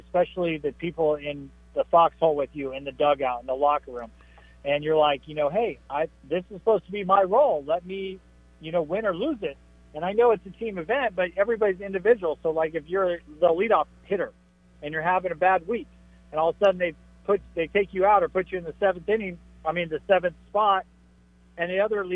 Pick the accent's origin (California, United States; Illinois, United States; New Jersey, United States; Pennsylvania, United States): California, United States; San Diego; I was born in San Diego, so I kind of feel like San Diego is home to me too